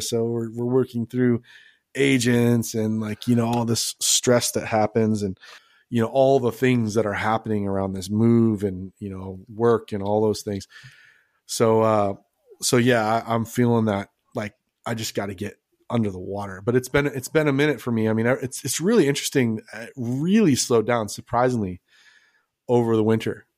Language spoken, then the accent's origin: English; Los Angeles, California, United States; moved away as an adult; also born or lived in Las Vegas / San Diego; now in Texas, United States; grew up in Los Angeles